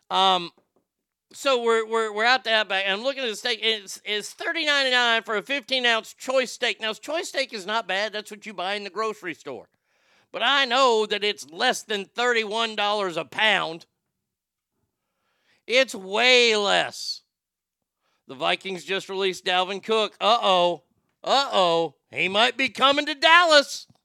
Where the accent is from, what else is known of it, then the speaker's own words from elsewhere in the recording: Japan; that was an easy Texas question, and I'm from Japan